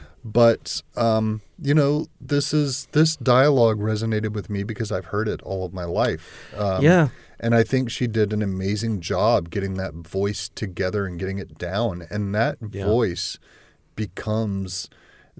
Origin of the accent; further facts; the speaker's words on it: the South, United States; I was born in the South. I've grown up in the South. Yeah. I've lived in the South all my life.